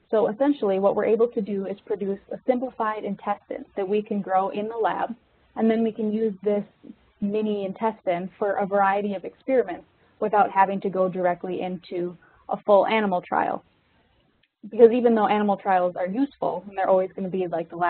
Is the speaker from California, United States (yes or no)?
no; Minnesota, United States; I'm originally from Minnesota, so I was born and raised um, right outside the city.